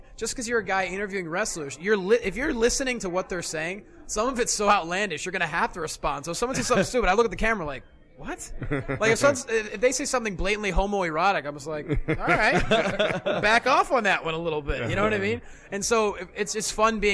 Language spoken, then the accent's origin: English; Lehigh Valley, Pennsylvania, United States; I grew up in the Lehigh Valley of Pennsylvania